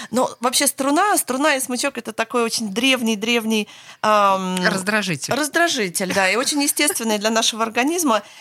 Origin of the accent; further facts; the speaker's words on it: Los Angeles, California, United States; я уже потом выросла и училась в Лос-Анджелесе в Америке.